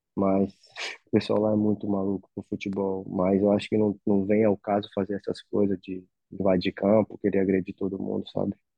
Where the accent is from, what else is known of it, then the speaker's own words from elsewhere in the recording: Acre, Brazil; moved away; also born or lived in Rio de Janeiro; Que eu sou do Acre, um lugar muito longe